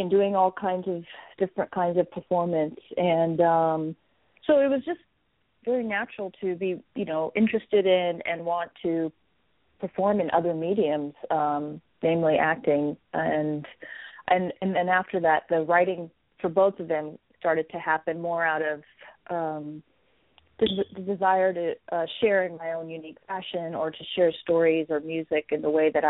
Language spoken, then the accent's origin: English; Texas, United States; it was where I grew up. So I would say that it is friendly to – my parents are from India